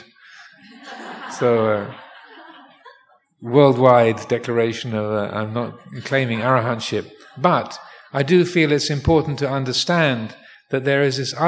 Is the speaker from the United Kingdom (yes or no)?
yes; England, United Kingdom; now in Thailand; born in England